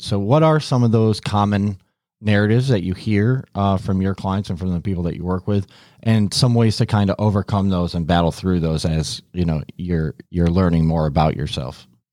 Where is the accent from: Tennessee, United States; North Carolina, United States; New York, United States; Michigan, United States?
New York, United States; Syracuse; moved away as an adult; now in Miami, United States; I grew up in the Syracuse area